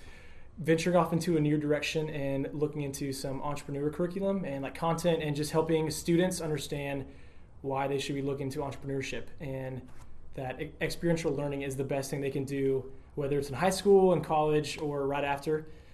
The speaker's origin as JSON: {"language": "English", "town": "Louisville", "region": "Kentucky", "country": "United States", "tie": "born or raised there", "said": "I'm from Louisville and I went to Mill High School and then went to UK and graduated from there in the spring of 2018."}